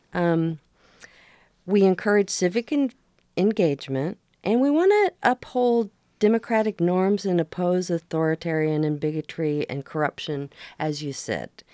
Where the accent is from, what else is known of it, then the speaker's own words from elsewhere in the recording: Oregon coast, United States; also born or lived in Portland, Oregon; now in Seaside, United States; I grew up in Oregon on the coast